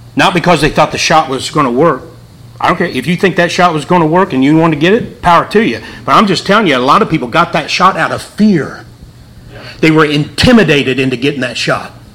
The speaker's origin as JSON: {"language": "English", "town": "Wheelersburg", "region": "Ohio", "country": "United States", "also_born_or_lived": "Portsmouth, Ohio", "said": "I'm from Portsmouth, Ohio, Wheelersburg, Ohio"}